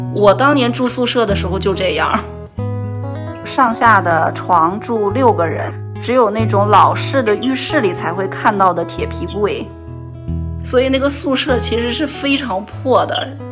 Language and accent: Chinese; Northeast China, China; moved away as an adult; now in Qingdao, China; 我的家乡是在东北